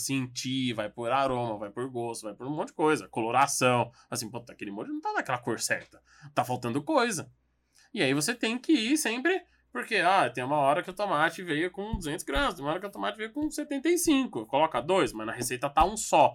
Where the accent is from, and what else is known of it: São Paulo, Brazil